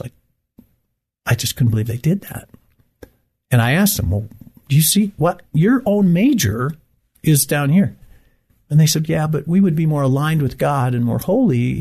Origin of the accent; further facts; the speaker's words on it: Great Lakes, United States; moved away as an adult; now in Abilene, United States; I grew up in the Great Lakes